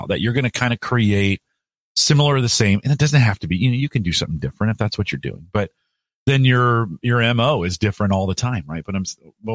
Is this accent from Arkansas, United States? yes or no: no; California, United States; I'm from California